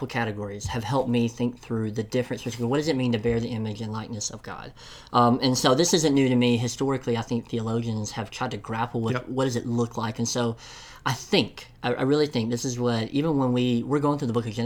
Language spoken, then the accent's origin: English; Tennessee, United States; I'm from Tennessee, so enunciation isn't always good